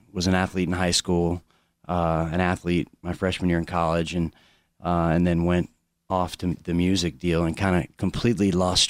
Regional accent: Orlando, Florida, United States; Yeah, Orlando.

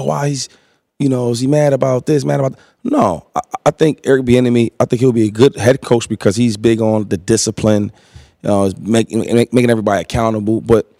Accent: Harrisburg, Pennsylvania, United States; I'm from Harrisburg.

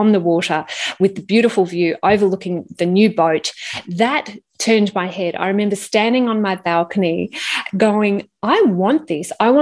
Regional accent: Melbourne, Victoria, Australia; I grew up in Melbourne and definitely a Melbourne girl.

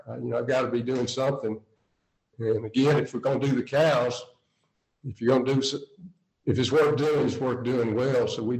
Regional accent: Scotland, United Kingdom; We're actually from Scotland, but we were at the Greenville Country Club in South Carolina

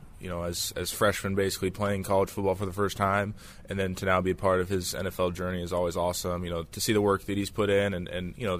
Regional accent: Washington, United States; growing up in Washington

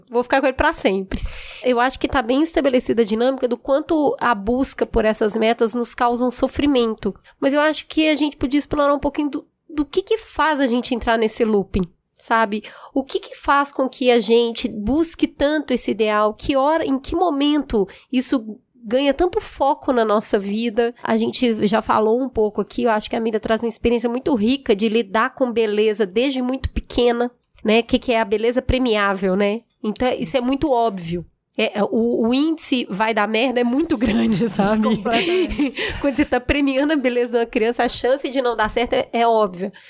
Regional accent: Belo Horizonte, Minas Gerais, Brazil; Bom, eu fui criada num lugar muito humilde em Belo Horizonte, na periferia de Belo Horizonte.

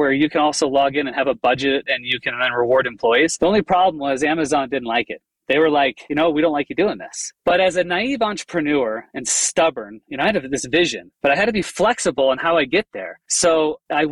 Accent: Chicago, Illinois, United States; I grew up in the Chicago area

